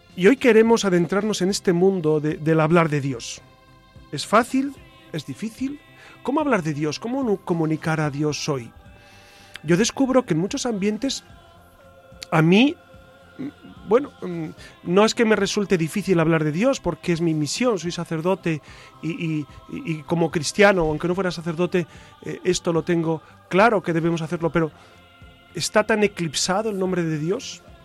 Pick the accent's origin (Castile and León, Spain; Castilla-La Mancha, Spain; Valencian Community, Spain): Castile and León, Spain; Burgos; also born or lived in Quintana Roo, Mexico; yo soy de Burgos